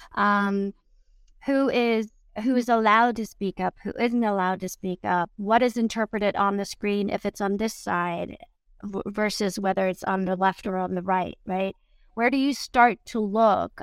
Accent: Germany; moved away; growing up in Germany

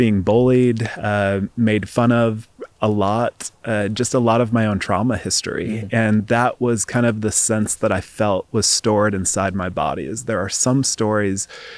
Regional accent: East Coast, United States; moved away as an adult; also born or lived in Seattle, Washington; I grew up in the East Coast and then moved out to Seattle, Washington for grad school.

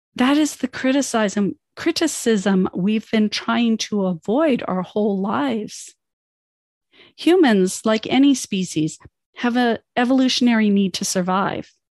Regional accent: Canada; also born or lived in United States; I'm Canadian. but I'm also an immigrant. I came to Canada as a child

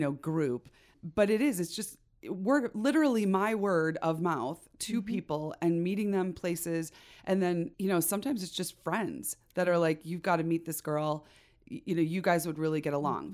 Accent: Chicago, Illinois, United States; now in Idaho, United States; I born and raised in Chicago, in the suburbs

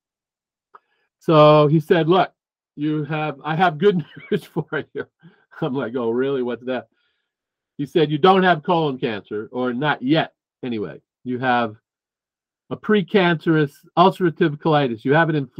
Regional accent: New Jersey, United States; moved away as an adult; also born or lived in Boston; I moved from New Jersey, where I grew up, to Boston

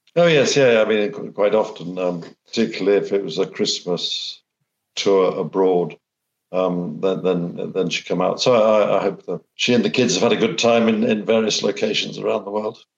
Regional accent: Sheffield, Yorkshire and the Humber, United Kingdom; moved away; also born or lived in Australia; I was born in Sheffield

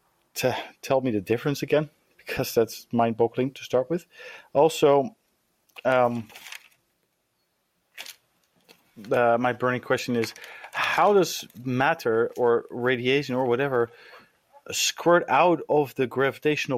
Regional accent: Leiden, South Holland, Netherlands; I'm from the Netherlands, from Leiden

